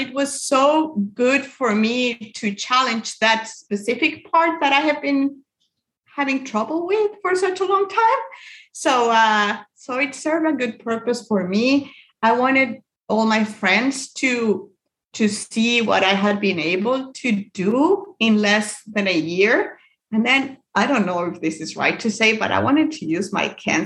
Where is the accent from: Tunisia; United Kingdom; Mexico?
Mexico; moved away as an adult; now in United States; I'm actually from Mexico, but I live here in the United States. I've been living here for 10 years now.